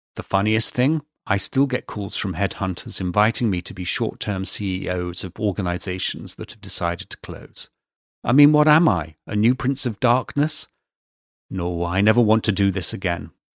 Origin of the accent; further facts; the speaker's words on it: United Kingdom; being British